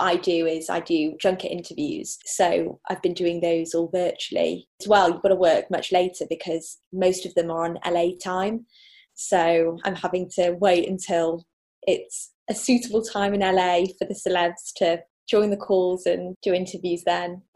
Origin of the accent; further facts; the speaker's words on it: Manchester, North West England, United Kingdom; moved away as an adult; also born or lived in Leeds / Birmingham; now in London, United Kingdom; I'm originally from Manchester, moved to Birmingham